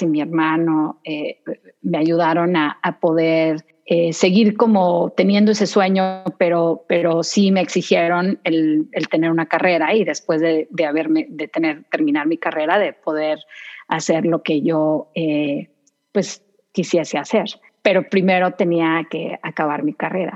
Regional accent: Saltillo, Coahuila, Mexico; moved away as an adult; also born or lived in David, Chiriquí, Panama; now in United States; nos trasladamos a Saltillo, Coahuila, México

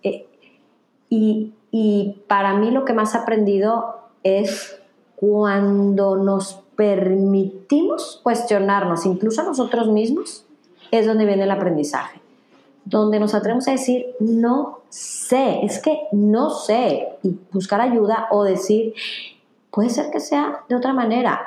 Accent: Mexico; soy mexicana

